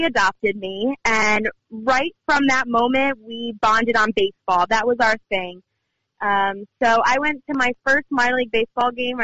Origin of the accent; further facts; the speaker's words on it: Albany, New York, United States; I grew up in Albany, New York